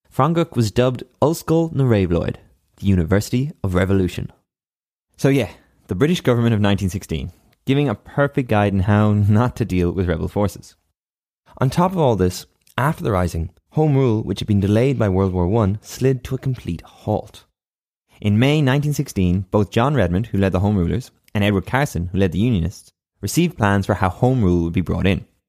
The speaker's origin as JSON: {"language": "English", "country": "Ireland", "said": "as an Irishman"}